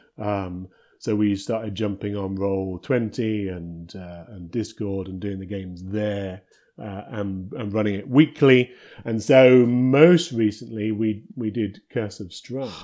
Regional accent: United Kingdom; moved away as an adult; now in Victoria, Canada; I'm originally British and we moved out here a, a long time ago to work for Electronic Arts

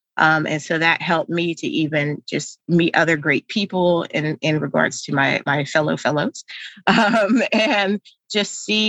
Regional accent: United States; growing up in America, it's always made to sound like the stuff that happens to you is all your fault

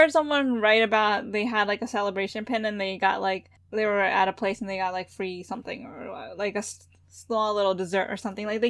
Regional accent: United States; We're American

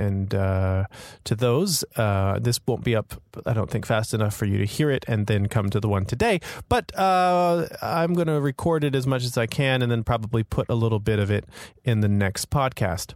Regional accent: Florida, United States; also born or lived in New York; now in Hong Kong; I grew up in Florida and I now live in Hong Kong

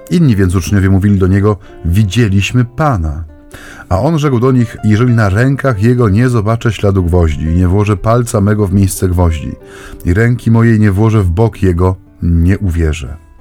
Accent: Silesian Voivodeship, Poland; U nas na Śląsku się właśnie tak często mówi

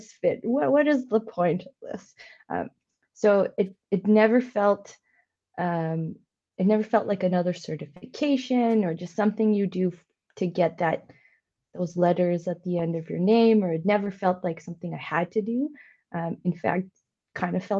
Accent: India; now in Canada; my background, being Indian and being an immigrant to Canada

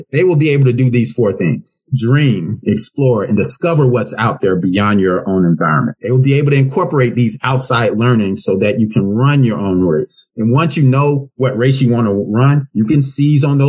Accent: Memphis, Tennessee, United States; moved away; also born or lived in Florida; growing up in Memphis

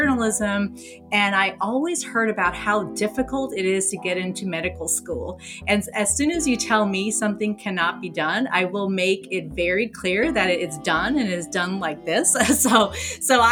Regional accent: Afghanistan; moved away; I'm originally from Afghanistan

